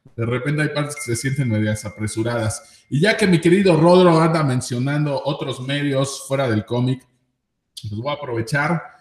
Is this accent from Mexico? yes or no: yes; central Mexico, Mexico; en el centro del país, específicamente pues aquí en mi rancho, en mi pueblo